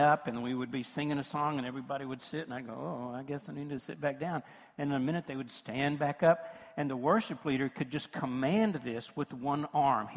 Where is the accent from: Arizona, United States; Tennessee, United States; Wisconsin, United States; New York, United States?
Tennessee, United States; rural West; moved away; also born or lived in Memphis; from rural West Tennessee where I was raised